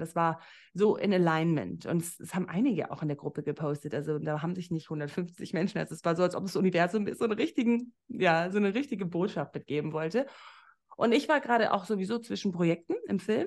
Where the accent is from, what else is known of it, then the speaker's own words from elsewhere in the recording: Namibia; moved away as an adult; also born or lived in Berlin; ich komme ja aus Namibia